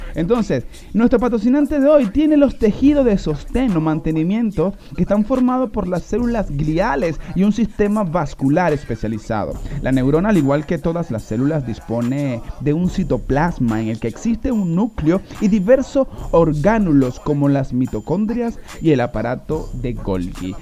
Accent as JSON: {"language": "Spanish", "country": "Venezuela", "moved": "yes"}